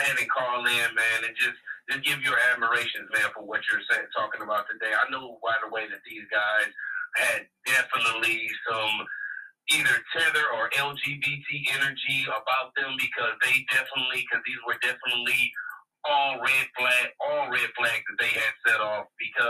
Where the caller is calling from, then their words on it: Flint, Michigan, United States; This is … from Flint.